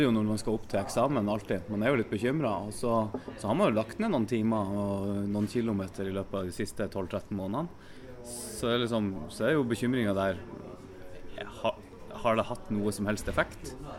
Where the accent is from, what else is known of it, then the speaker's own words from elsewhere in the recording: Bodø, Nordland, Norway; now in Kristiansand, Norway; Jeg er fra Bodø.